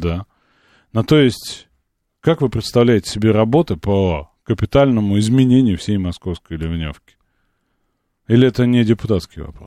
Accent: Moscow, Russia; Я вот как москвич

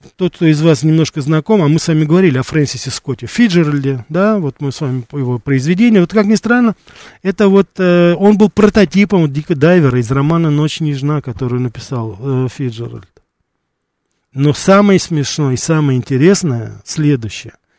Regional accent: Moscow, Russia; у нас в Москве

